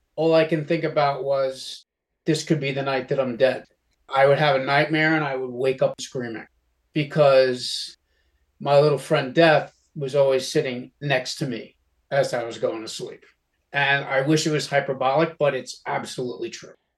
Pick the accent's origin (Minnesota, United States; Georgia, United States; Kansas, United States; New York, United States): New York, United States; Yonkers; Growing up in Westchester County, Yonkers, New York